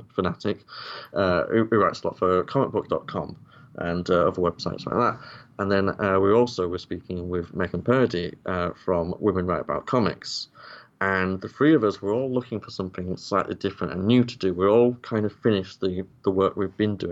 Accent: Yorkshire and the Humber, United Kingdom; I'm from Yorkshire

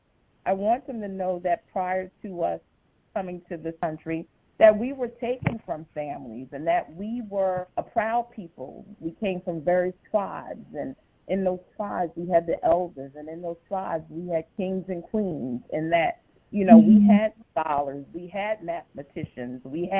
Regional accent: New York City, New York, United States; I was born and raised in Brooklyn.

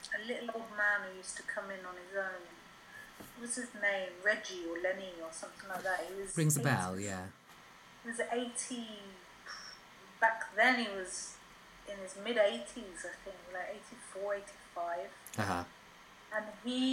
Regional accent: London, United Kingdom; moved away as an adult; also born or lived in Israel; I grew up in London up until the age of 18. And then I moved to Israel

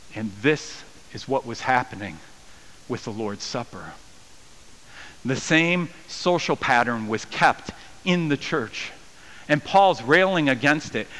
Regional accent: United States; I'm American

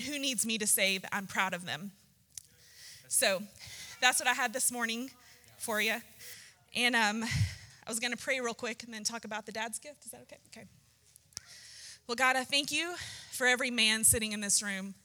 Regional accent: Texas, United States; growing up in Texas

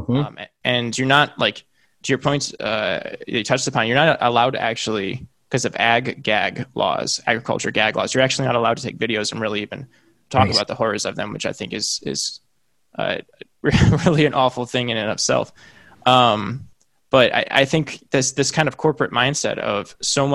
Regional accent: Illinois, United States; now in San Diego, United States; I'm from Illinois. I live in San Diego, but I'm from Illinois.

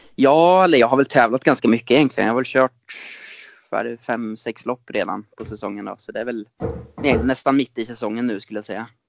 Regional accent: Ljungsbro, Östergötland, Sweden; also born or lived in Norway; jag är upp, uppvuxen i eh, Ljungsbro strax utanför Linköping och det är där jag är just nu också

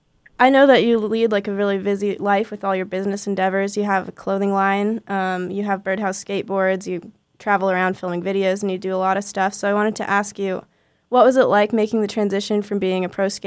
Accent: Carlsbad, California, United States; I know you're originally from Carlsbad, which is actually where I'm from too.

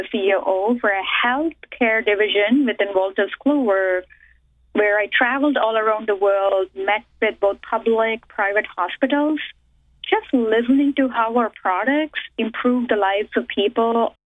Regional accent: India; first language Telugu; English is a second language; moved away as an adult; also born or lived in Boston area; now in United States; I was born and raised in India

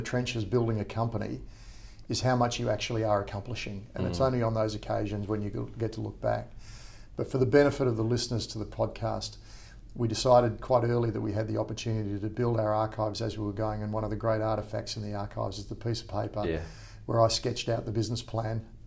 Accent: Perth, Western Australia, Australia; moved away as an adult; also born or lived in Sydney; I'm from Perth originally

